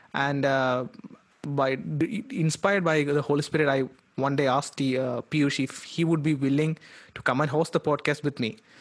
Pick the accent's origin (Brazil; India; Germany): India; Kerala; moved away as an adult; also born or lived in Calcutta; I'm from Kerala.